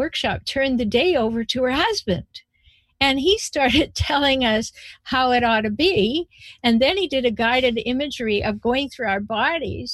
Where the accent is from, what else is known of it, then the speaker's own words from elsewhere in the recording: Canada; now in United States; I was born in Canada, I live in the United States.